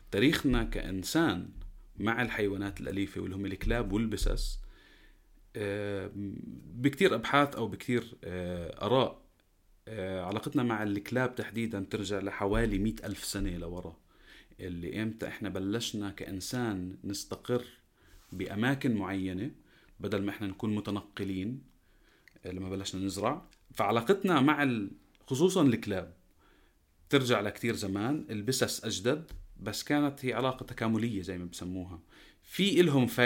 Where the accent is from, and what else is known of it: Jordan